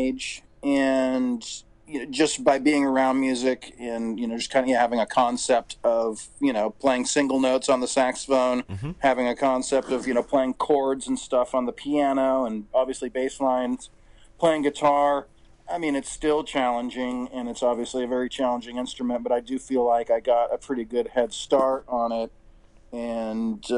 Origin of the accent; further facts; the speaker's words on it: Santa Barbara, California, United States; also born or lived in Boston; now in Ventura, United States; I grew up in Santa Barbara, which is a little further north